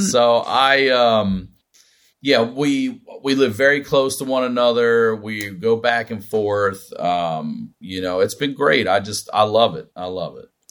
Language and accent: English; Maryland, United States; I'm from Maryland, which is a touch Southern